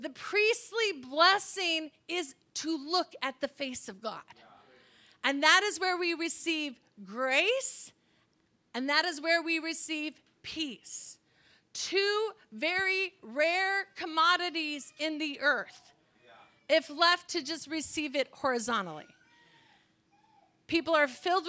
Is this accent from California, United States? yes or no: yes; California, United States; I'm from California